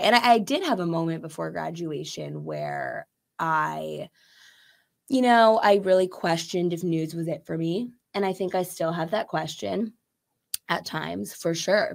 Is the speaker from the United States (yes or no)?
yes; Chicago, Illinois, United States; I'm from Chicago proper